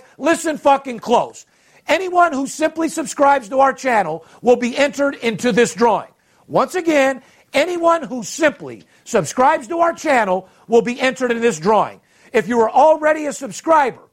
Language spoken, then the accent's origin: English; Las Vegas, Nevada, United States; born or raised there